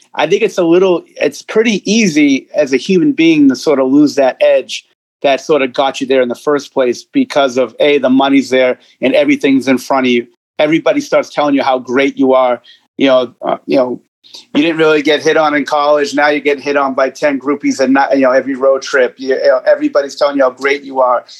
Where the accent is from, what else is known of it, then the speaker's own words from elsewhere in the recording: Boston, Massachusetts, United States; I grew up in Boston, state of Massachusetts